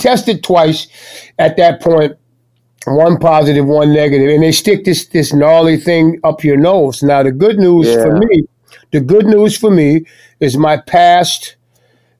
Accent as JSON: {"language": "English", "town": "New Orleans", "region": "Louisiana", "country": "United States", "tie": "born or raised there", "said": "Born and raised right up there"}